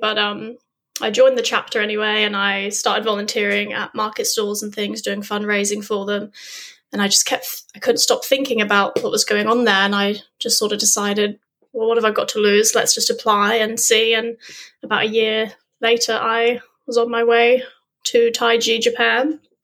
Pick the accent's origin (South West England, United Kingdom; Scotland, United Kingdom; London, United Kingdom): South West England, United Kingdom; Weymouth; moved away as an adult; now in Australia; I grew up in England on the south coast, little sleepy town called Weymouth